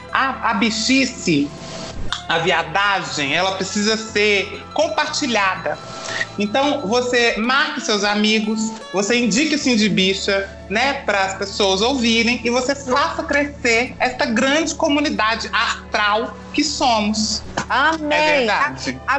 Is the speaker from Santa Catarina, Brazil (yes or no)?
no; Belo Horizonte, Minas Gerais, Brazil; sou de Belo Horizonte, minha filha.